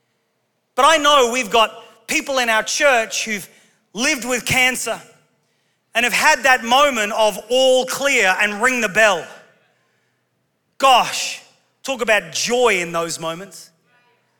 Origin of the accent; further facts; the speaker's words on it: England, United Kingdom; we're English